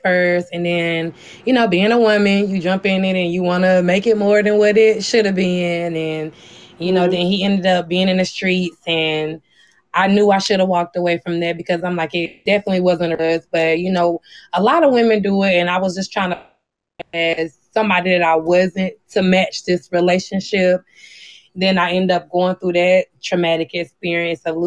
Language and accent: English; South Carolina, United States; born and raised in South Carolina